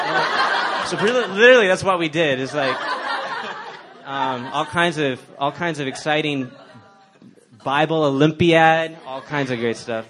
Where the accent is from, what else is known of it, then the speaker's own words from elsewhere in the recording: Dallas, Texas, United States; moved away; I grew up in Dallas, Texas.